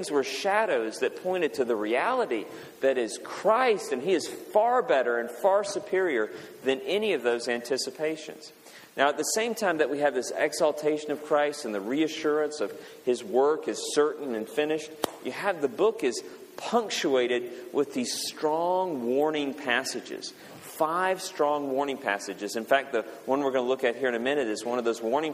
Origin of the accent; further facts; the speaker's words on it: Kentucky, United States; I'm from Kentucky.